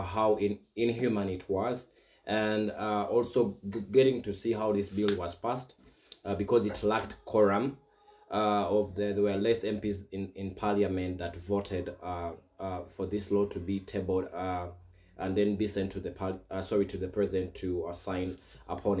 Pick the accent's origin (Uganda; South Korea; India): Uganda; Buganda Kingdom, Central Region; now in Kenya; where I come from the Buganda Kingdom